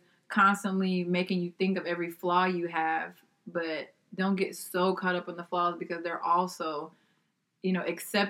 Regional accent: Nigeria; I said, I'm Nigerian.

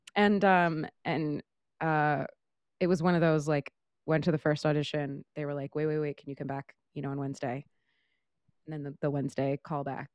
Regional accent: Modesto, California, United States; moved away as an adult; also born or lived in Portland; now in New York, United States; I was born in Northern California, lived in Portland for a couple years, and then moved back to Northern California, um, I'm from a small town in the Central Valley of, of the north side of the state called Modesto

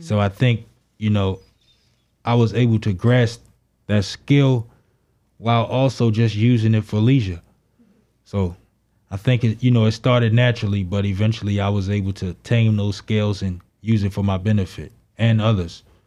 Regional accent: Baltimore, Maryland, United States; I grew up in Baltimore, Maryland, in Northwest Baltimore City.

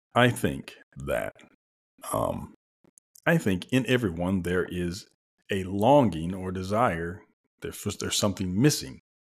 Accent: the South, United States; we're both from the South, so, you know, we're from the buckle of the Bible Belt

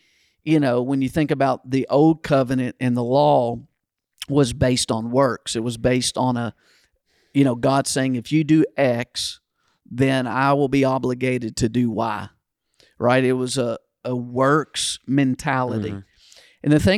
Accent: Kentucky, United States; Yeah, I think I was in fifth grade or sixth grade where I grew up in Kentucky, it stopped because I think I got it in fourth grade, the paddle.

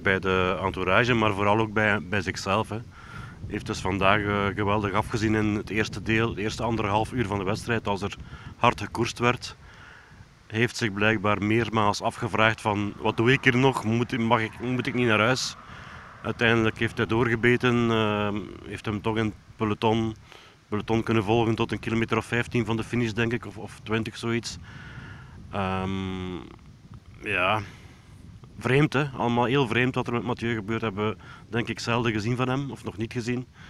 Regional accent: Belgium; als Belg

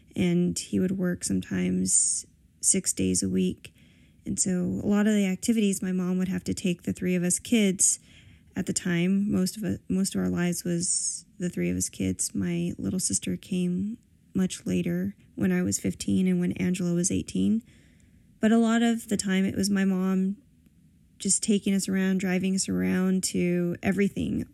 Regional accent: San Pedro, California, United States; San Pedro is all we ever knew

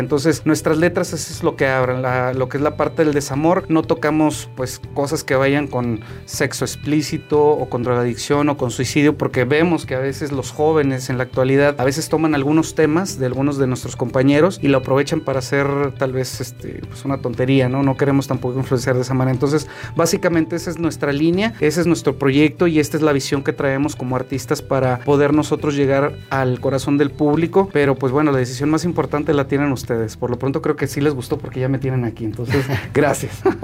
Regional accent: Saltillo, Coahuila, Mexico; also born or lived in Italy; nosotros tenemos como mexicanos, como coahuilenses y como saltillenses

